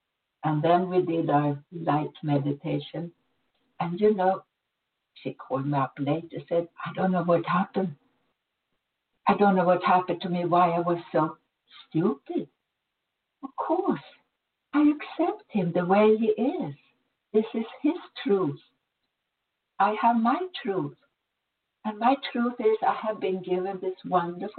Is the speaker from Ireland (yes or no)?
no; Sweden; moved away; I was born in Sweden. I had a really good life there.